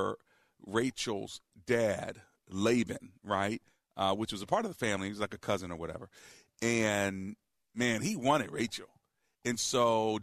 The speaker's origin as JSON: {"language": "English", "area": "Prince George's County", "region": "Maryland", "country": "United States", "tie": "born or raised there", "said": "When I grew up in Prince George's County, Maryland, we used to say talking."}